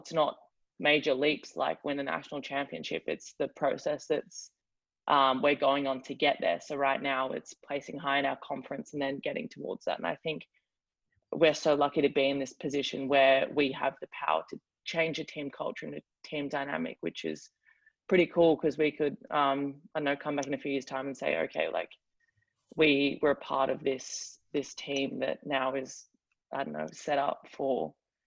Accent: Australia; accent: Australian; moved away as an adult; now in Miami, United States; are you Australian

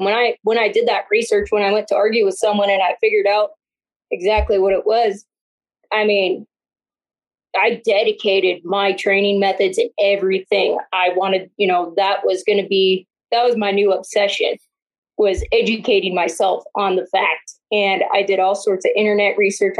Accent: Northeastern Washington, United States; moved away; where I was born and raised in Northeastern Washington

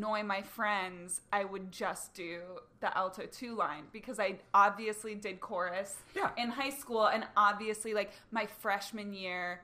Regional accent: Northern Virginia, United States; moved away; I'm from Northern Virginia.

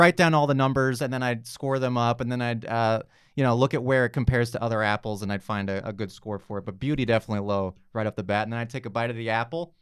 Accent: New York, United States; moved away as an adult; now in Los Angeles, United States; I'm not from L A. I'm from New York

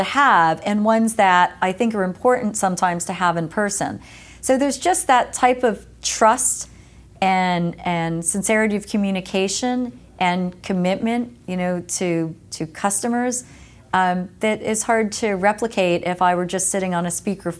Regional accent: East Coast, United States; especially growing up on the East Coast and then moving to the West Coast

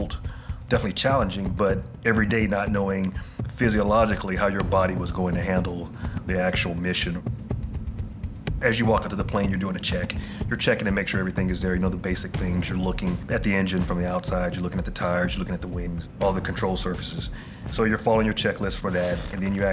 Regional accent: Columbia, Tennessee, United States; I'm from Columbia, Tennessee

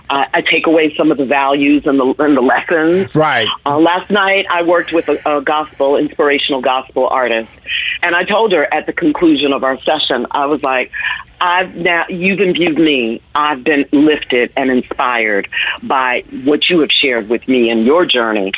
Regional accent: New York City, New York, United States; also born or lived in Washington, District of Columbia, United States; New York, which is my hometown. I grew up in the Bronx and Harlem and Manhattan

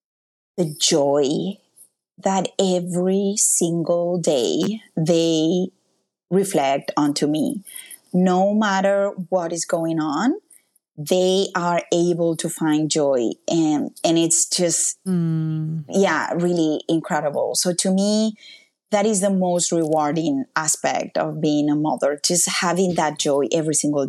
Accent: Mallorca, Balearic Islands, Spain; English is a second language; moved away as an adult; now in Canada; my hometown because that's where I've been all my life. And if you can go to one place, it's Mallorca. It's an island in the Mediterranean.

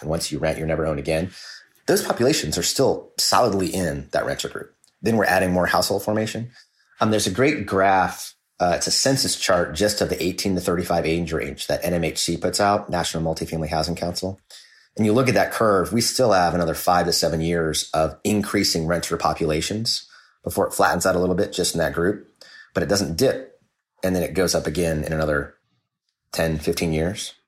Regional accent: Kansas City, United States; I grew up in Kansas City.

